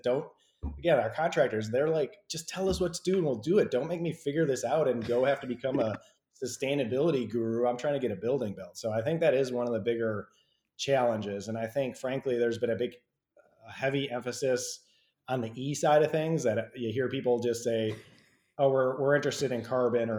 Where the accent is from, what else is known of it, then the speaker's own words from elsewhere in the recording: Midwest, United States; now in Georgia, United States; I come from the Midwest as well, too. And I'm in Georgia